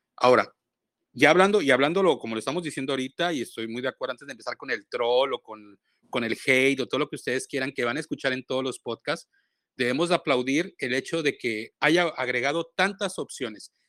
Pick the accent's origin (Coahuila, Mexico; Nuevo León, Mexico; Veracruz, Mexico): Veracruz, Mexico; Boca del Río; Yo soy del puerto de Boca del Río